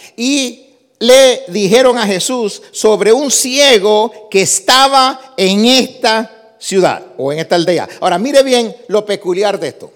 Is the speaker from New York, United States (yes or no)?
yes; New York City, New York, United States; also born or lived in Puerto Rico; yo nací en Nueva York, me crié en Nueva York, soy de padres puertorriqueños, aprendí a hablar español en Puerto Rico, así que soy New Yorker.